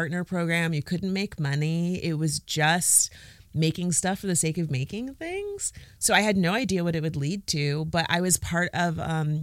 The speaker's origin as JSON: {"language": "English", "region": "South Florida", "country": "United States", "tie": "born or raised there", "moved": "yes", "said": "my growing up in South Florida"}